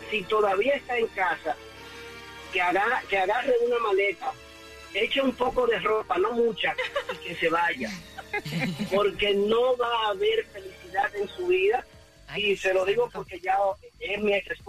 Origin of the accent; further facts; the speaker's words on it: Venezuela; Bueno, soy de Venezuela y entiendo a mi compañero, al venezolano.